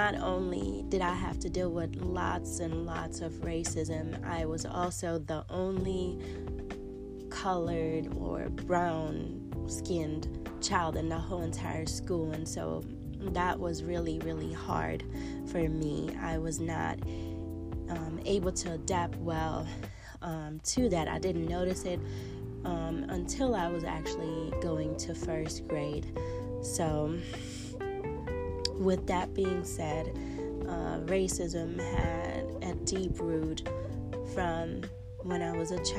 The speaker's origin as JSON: {"language": "English", "region": "eastern Germany", "country": "Germany", "tie": "born or raised there", "said": "I was born in Germany"}